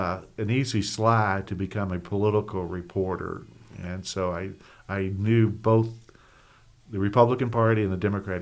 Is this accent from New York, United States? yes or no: no; Maysville, Kentucky, United States; I'm a native of Maysville, January 5th, 1951, so I'm 71 years of age.